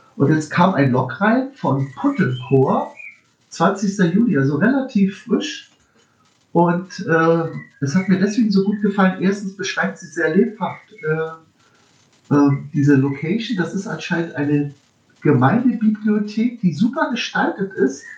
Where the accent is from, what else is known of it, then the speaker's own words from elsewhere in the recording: Berlin, Germany; ich bin ja Berliner.